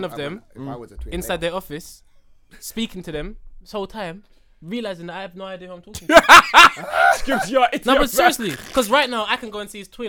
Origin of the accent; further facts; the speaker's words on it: London, United Kingdom; yeah, you live in Tottenham. I was like, yeah, but I was born in Hackney.